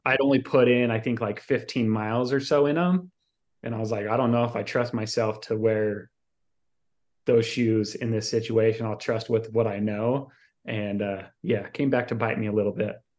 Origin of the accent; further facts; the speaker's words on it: Salt Lake City, Utah, United States; moved away; I'm originally from Salt Lake City, Utah